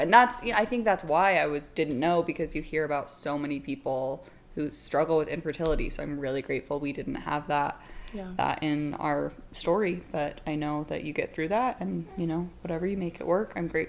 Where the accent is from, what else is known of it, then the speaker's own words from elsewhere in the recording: Utah, United States; I'm from Utah